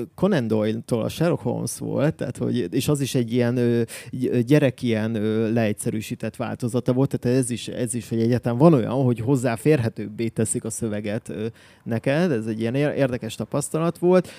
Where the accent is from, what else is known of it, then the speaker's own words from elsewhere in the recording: Miskolc, Borsod-Abaúj-Zemplén, Hungary; moved away as an adult; now in Budapest, Hungary; Én Miskolcról származom